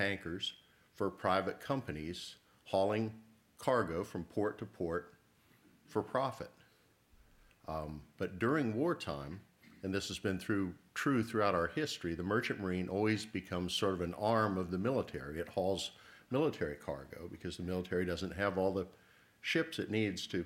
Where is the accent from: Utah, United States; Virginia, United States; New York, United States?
Virginia, United States; Virginia Beach; my hometown of Virginia Beach